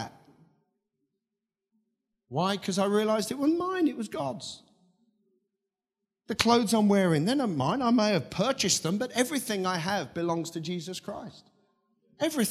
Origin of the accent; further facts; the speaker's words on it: United Kingdom; I'm very British